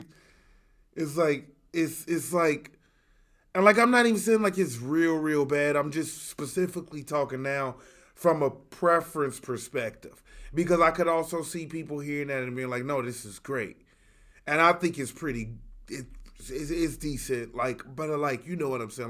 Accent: Chicago, Illinois, United States; two rude boys from Chicago

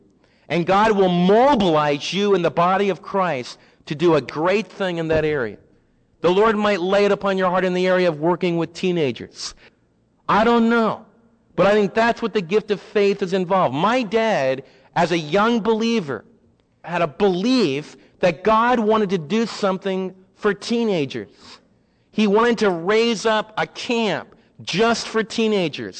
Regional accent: United States; As American believers

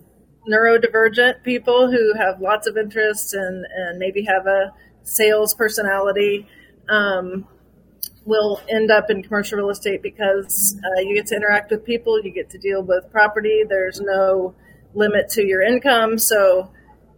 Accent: Bonner Springs, Kansas, United States; also born or lived in Denton, Texas; I'm from Kansas City. I grew up in Bonner Springs and really have lived in Kansas City my whole life

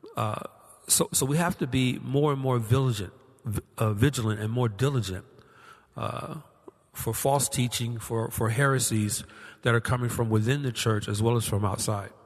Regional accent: Georgia, United States; my home state of Georgia

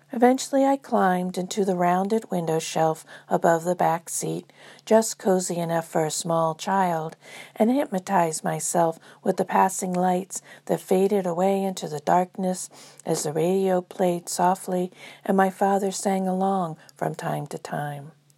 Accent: Space Coast, Florida, United States; growing up on Space Coast, Florida, during the fifties and sixties.

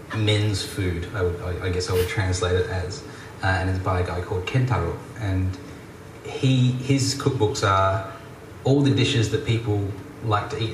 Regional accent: Australia; moved away; also born or lived in Japan; one Australian being myself

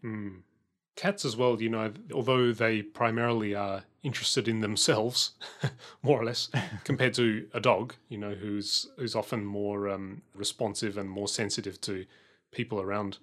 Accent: Adelaide, South Australia, Australia; when I was growing up in Adelaide

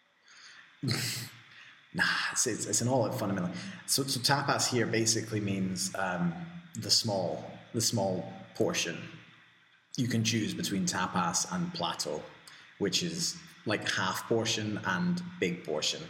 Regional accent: Scotland, United Kingdom; moved away as an adult; now in Spain; And I'm Scottish

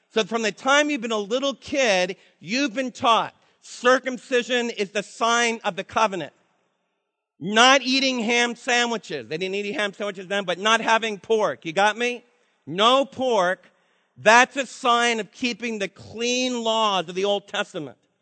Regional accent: East Coast, United States; moved away; I'm from the East Coast, and in my culture, when I was raised, to be, to be sharp, to be cunning, to be loud, we fight really, really hard

